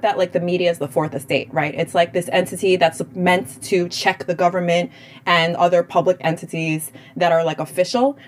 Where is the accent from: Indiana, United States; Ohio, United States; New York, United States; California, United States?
New York, United States; New York City; we're both from Queens